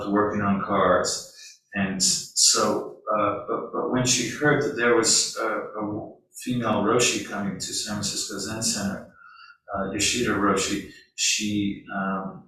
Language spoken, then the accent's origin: English; London, United Kingdom; moved away; I grew up in London, and being a member of the working class, in England